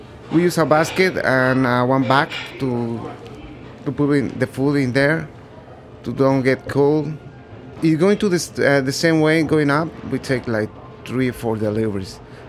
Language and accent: English; Puebla, Mexico; now in New York, United States; I'm 31 years old. I'm from Mexico. The name of the city is Puebla. All my family is in there. I live in here in New York with my brother, almost 6 years.